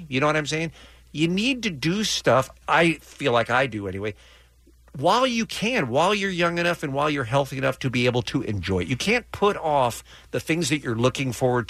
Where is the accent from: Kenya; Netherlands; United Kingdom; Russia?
United Kingdom; England; born or raised there